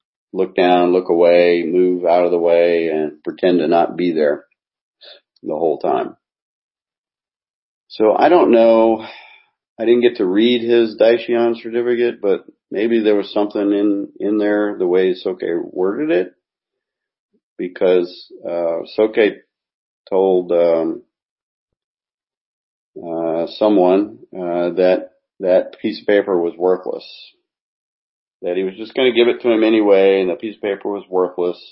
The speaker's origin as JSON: {"language": "English", "country": "United States", "moved": "yes", "lives_now": "Japan", "said": "I'm an American"}